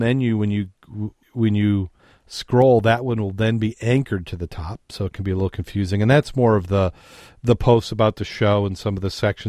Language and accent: English; Michigan, United States; we're from Michigan